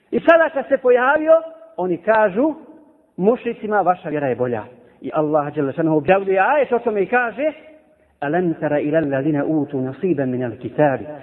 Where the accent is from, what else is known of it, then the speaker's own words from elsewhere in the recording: Bosnia & Herzegovina; Ovdje kod nas u Bosni.